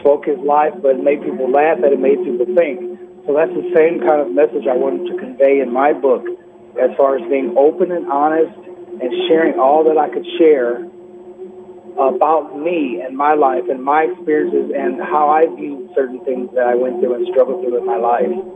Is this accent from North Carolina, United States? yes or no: no; Peoria, Illinois, United States; moved away; my hometown of Peoria, Illinois